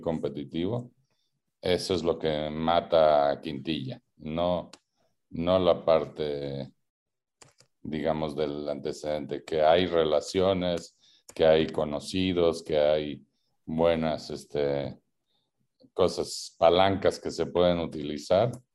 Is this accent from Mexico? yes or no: yes; Mexico; los mexicanos